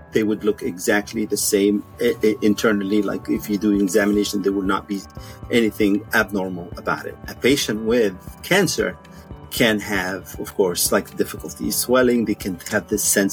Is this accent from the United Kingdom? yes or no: no; Egypt; moved away as an adult; also born or lived in Washington, D.C., United States / Cairo, Egypt; now in United States; I grew up in Egypt. I went to med school in Cairo University